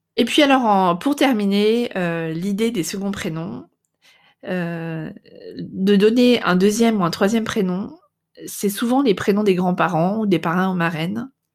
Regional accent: France; now in Netherlands

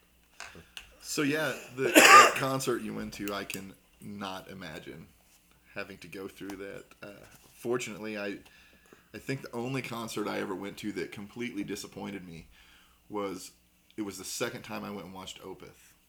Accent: Southern Indiana, United States; we're from Southern Indiana

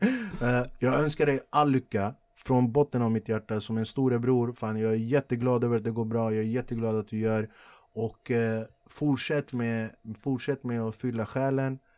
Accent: Flemingsberg, Stockholm County, Sweden; När jag växte upp i Flemingsberg

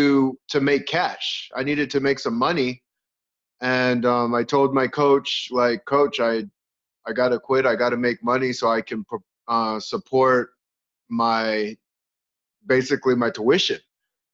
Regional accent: Arizona, United States; also born or lived in California; I'm originally from California, but I've lived in Arizona most of my life. So I consider myself almost native of Arizona

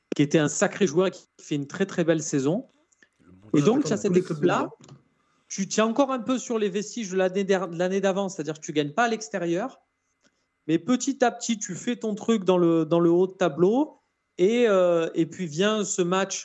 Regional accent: Marseille, Provence-Alpes-Côte d'Azur, France; Même si on est Marseillais

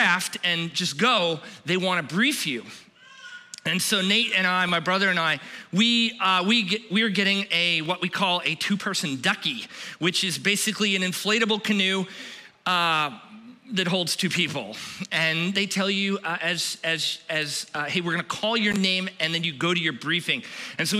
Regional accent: Florida, United States; we're from Florida

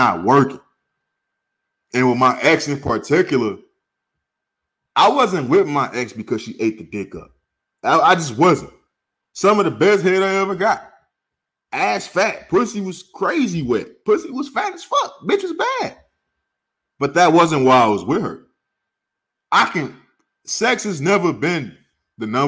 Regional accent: St. Louis, Missouri, United States; also born or lived in California; now in Arizona, United States; I grew up in St. Louis or when I was in California

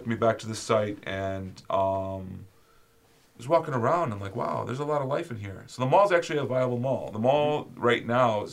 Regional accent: Sterling Heights, Michigan, United States; I grew up in Sterling Heights at 16 and Ryan

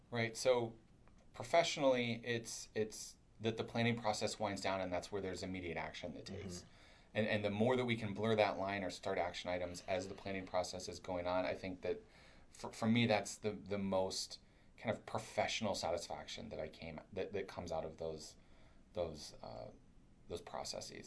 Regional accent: Kentucky, United States; I'm from Kentucky, so I talk I talk funny

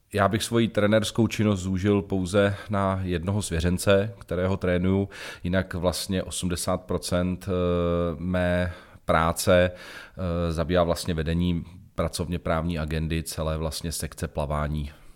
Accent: Jablonec nad Nisou, Liberec Region, Czechia; Protože pocházím z Jablonce nad Nisou, pocházím z Jizerských hor

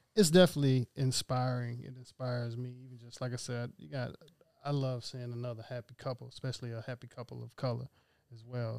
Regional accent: Jackson, Mississippi, United States; moved away; I'm from Jackson

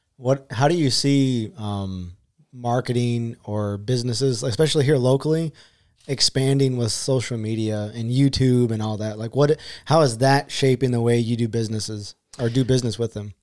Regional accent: Dripping Springs, Texas, United States; I'm from Austin. Well, I'm from Dripping Springs

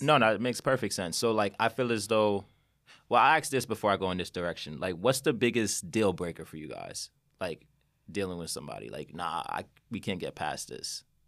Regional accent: Westchester, New York, United States; I grew up in Westchester

